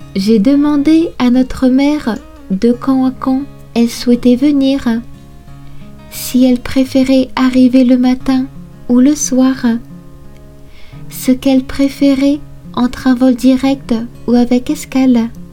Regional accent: Brittany, France; moved away as an adult; now in Japan; Je suis originaire de Bretagne, une région à l'ouest de la France.

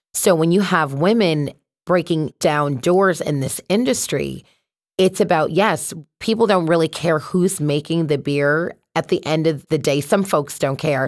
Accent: Connecticut, United States; also born or lived in Boston; So I'm from Connecticut. So born and raised here, went to college in Boston

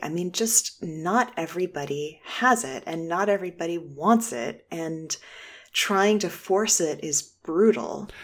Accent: Boston, Massachusetts, United States; moved away as an adult; now in Shaker Heights, United States; I'm originally from Boston. I just moved to Shaker Heights, Ohio, a beautiful suburb of Cleveland

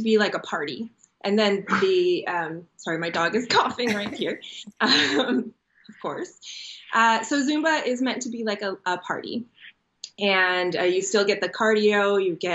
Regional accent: Chicago, Illinois, United States; moved away as an adult; also born or lived in Israel; now in San Diego, United States; I was actually born in Israel, and then I moved to Chicago as a kid, and I grew up there

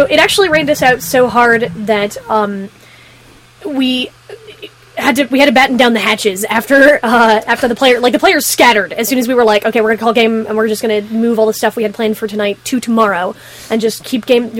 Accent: Florida, United States; moved away; We grew up in Florida

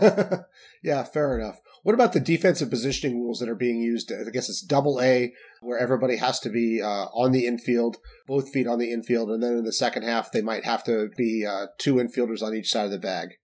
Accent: Salt Lake City, Utah, United States; I grew up in Salt Lake City

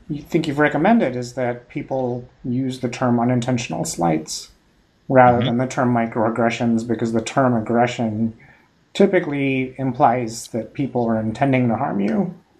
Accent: India; moved away; as an immigrant and as an Indian

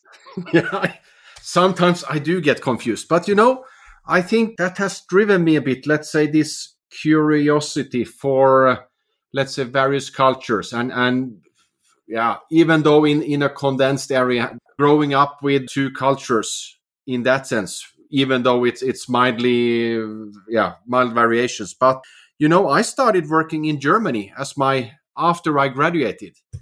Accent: Sweden; also born or lived in Finland; now in Oslo, Norway; Finland, where I'm actually from, but I've also, I grew up in Sweden and living in Norway for many years.

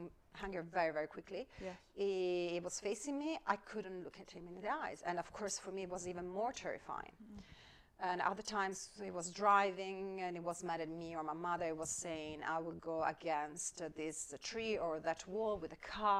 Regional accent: Padua, Veneto, Italy; I grew up in Italy, in northern Italy, in Padua.

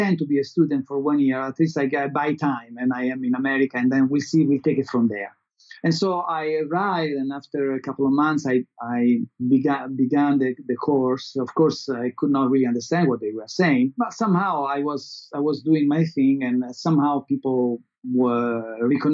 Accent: Italy; English is a second language; moved away as an adult; also born or lived in Los Angeles

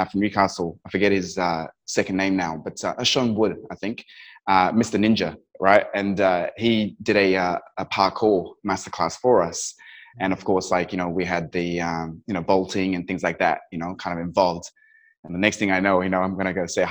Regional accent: Kathmandu, Bagmati, Nepal; also born or lived in Dubai; now in United Kingdom; I was born and raised in Kathmandu in Nepal, and then I got shipped to, you know, boarding school in the UK.

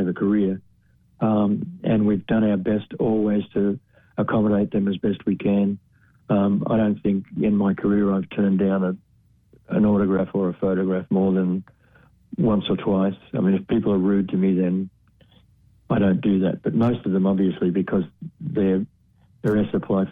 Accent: Australia; I'm Australian.

